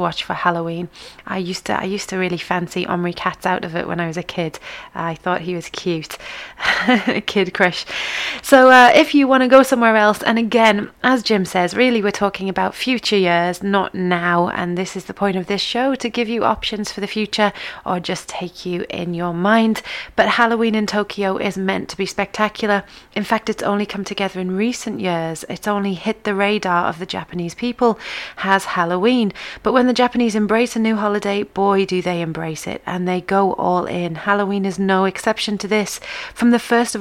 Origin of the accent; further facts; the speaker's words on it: near Whitby, Yorkshire and the Humber, United Kingdom; This is the spooky place that's near me. It's located in Whitby on the North Yorkshire coast